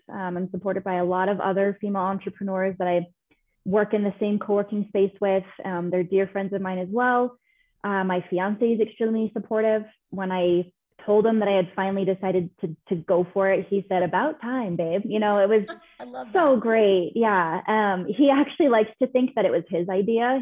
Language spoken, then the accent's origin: English; California, United States; moved away as an adult; now in Denver, United States; I'm from California originally. I now live in Denver, Colorado.